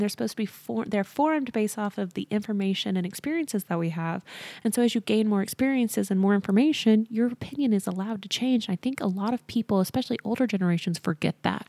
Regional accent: near Waco, Texas, United States; my hometown is twenty minutes from there.

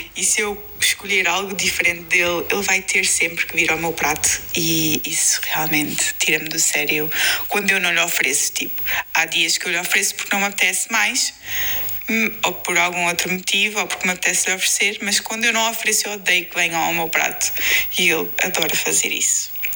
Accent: Lisbon, Portugal; somos de Lisboa

